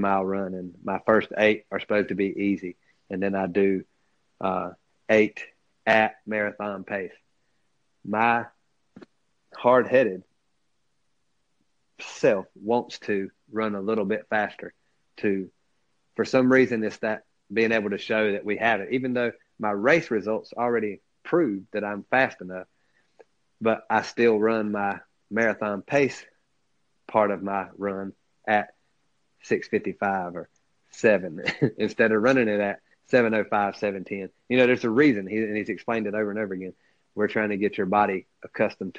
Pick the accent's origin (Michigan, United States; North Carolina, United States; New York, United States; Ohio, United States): North Carolina, United States; we're from North Carolina